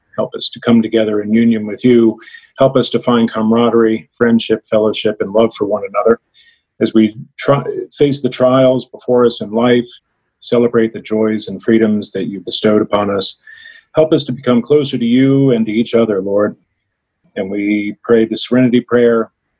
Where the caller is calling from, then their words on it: Virginia, United States; I'm calling in from Virginia.